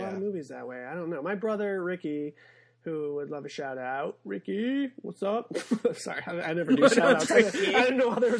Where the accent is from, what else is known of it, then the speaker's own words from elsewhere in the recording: Monroe, Michigan, United States; Do the Right Thing did not play in my hometown of Monroe, Michigan.